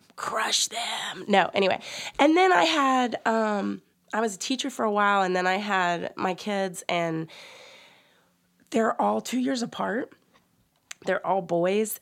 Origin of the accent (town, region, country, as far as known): West Virginia, United States